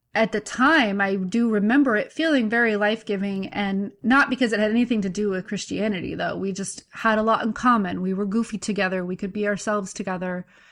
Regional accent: Santa Maria, California, United States; also born or lived in Fresno, California; Santa Maria, California

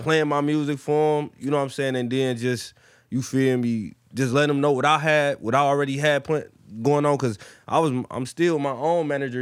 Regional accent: Detroit, Michigan, United States; I'm from Detroit, born and raised. Plymouth, Plymouth Road, West Side

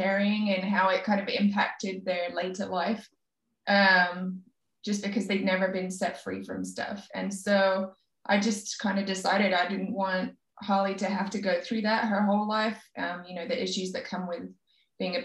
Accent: England, United Kingdom; I'm English

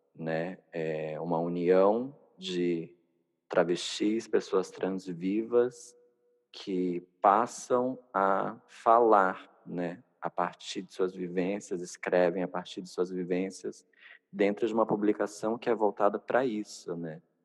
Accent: Manaus, Amazonas, Brazil; sou nortista, nascida e criada em Manaus

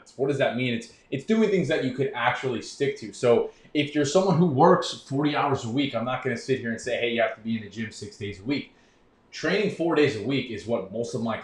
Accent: New York, United States; I grew up in New York

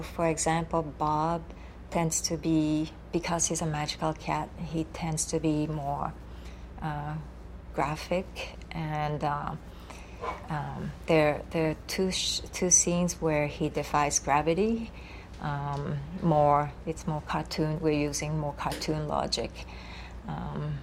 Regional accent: Japan; English is a second language; moved away; Here I am from Japan. English is my third language.

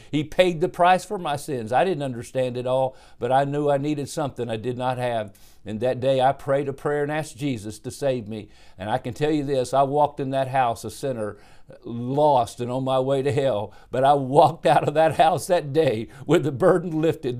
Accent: Dallas, Texas, United States; also born or lived in Cincinnati, Ohio; I was born in Dallas, Texas, in nineteen fifty-one.

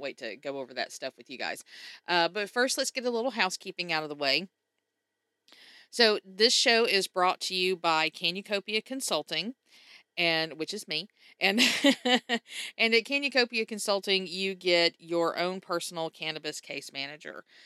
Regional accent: Mississippi, United States; Mississippi because that's my home state. That's where I grew up

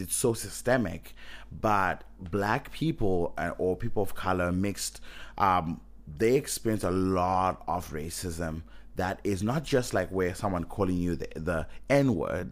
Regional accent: Zimbabwe; moved away; I'm coming from Zimbabwe

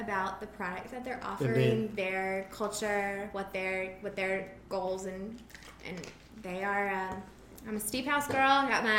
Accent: San Antonio and Houston, Texas, United States; moved away as an adult; now in Lafayette, United States; I'm from much bigger cities. I'm from San Antonio and from Houston.

